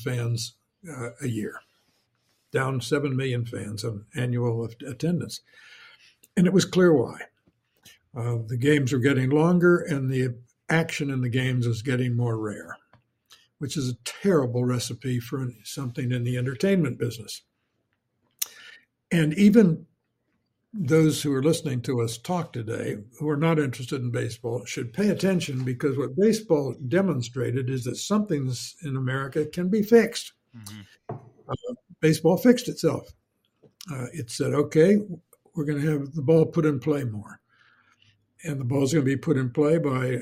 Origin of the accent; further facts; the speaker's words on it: Champaign, Illinois, United States; moved away as an adult; I'm from Central Illinois, from Champaign